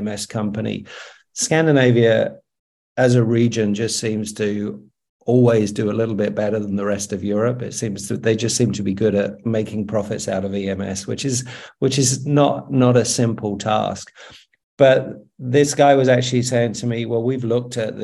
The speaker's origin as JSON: {"language": "English", "country": "United Kingdom", "moved": "yes", "lives_now": "Australia", "said": "I'm living in Australia, but I'm British."}